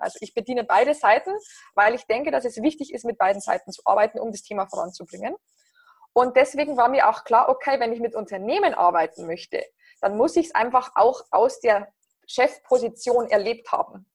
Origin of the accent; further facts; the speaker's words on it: near Passau, Bavaria, Germany; accent: southern German; moved away as an adult; also born or lived in Berlin; Ihr hört es wahrscheinlich an meinem Akzent, ähm, dass ich aus Süddeutschland komme. Ich bin ursprünglich aus, aus der Nähe von Passau in Bayern